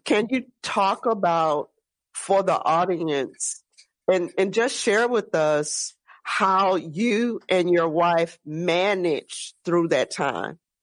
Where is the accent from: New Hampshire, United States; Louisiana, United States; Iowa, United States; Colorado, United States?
Louisiana, United States; Gretna; I'm from the West Bank over in Gretna, Marrero